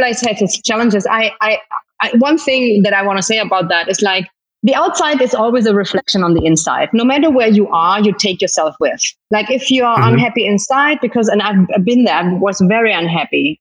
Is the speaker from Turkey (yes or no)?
no; Germany; accent: German; moved away as an adult; also born or lived in Turks and Caicos; now in Dominican Republic; But I was born and I grew up in Germany. So that's why I have a German accent, but a Spanish name.